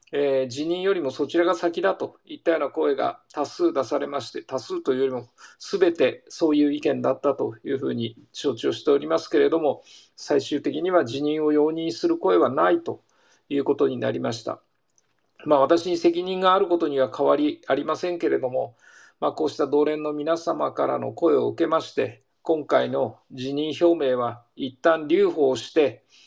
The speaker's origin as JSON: {"language": "Japanese", "town": "Niseko", "region": "Hokkaido", "country": "Japan", "tie": "born or raised there", "said": "周囲を野山に囲まれたニセコで生まれ育った私だが"}